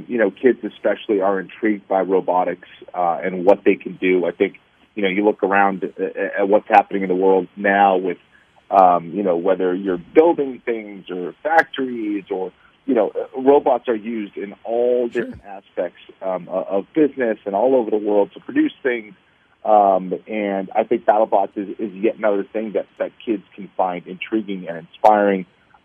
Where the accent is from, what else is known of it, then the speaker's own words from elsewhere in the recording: Boston, Massachusetts, United States; born there; also born or lived in Los Angeles; Actually, I was born in Boston.